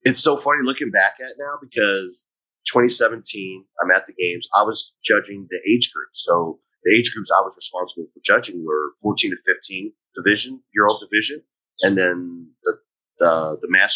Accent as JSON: {"language": "English", "country": "United States", "said": "As an American child, I collected baseball cards and football cards"}